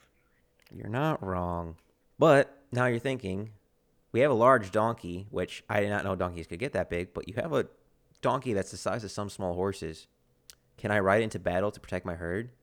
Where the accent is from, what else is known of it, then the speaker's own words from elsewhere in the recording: United States; my American countrymen